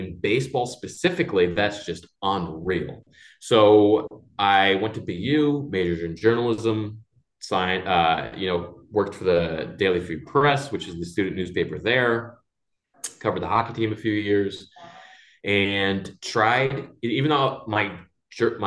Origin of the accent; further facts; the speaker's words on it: Connecticut, United States; I grew up in Connecticut on the New York side